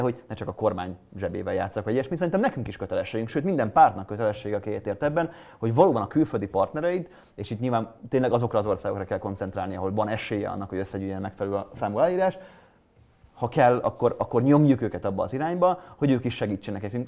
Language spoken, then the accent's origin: Hungarian; Hungary; Én európai vagyok, én magyar vagyok, én fradista vagyok, én sváb vagyok